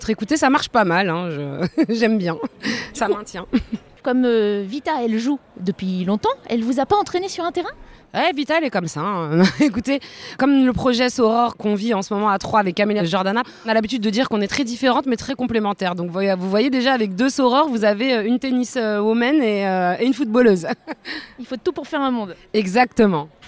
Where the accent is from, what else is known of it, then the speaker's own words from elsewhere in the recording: Paris, Île-de-France, France; puis je suis parisienne, j'ai la chance d'avoir une équipe, une grosse équipe dans, dans, dans, ma ville.